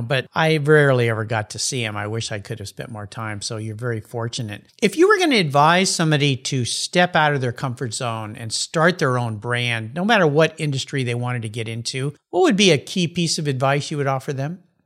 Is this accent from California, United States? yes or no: yes; San Diego, California, United States; moved away as an adult; now in Pacific Northwest, United States; I grew up in La Jolla